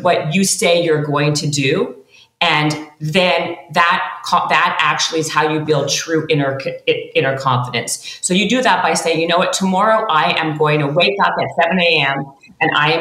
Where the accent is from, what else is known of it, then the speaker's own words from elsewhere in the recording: Canada; I'm Canadian